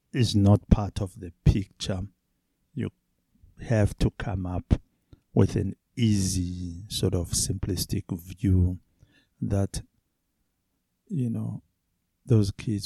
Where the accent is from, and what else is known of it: South Africa; first language Zulu; English is a second language